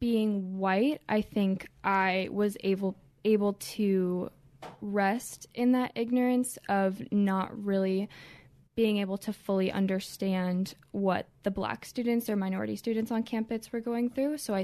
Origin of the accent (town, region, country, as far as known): Columbia, Maryland, United States; born or raised there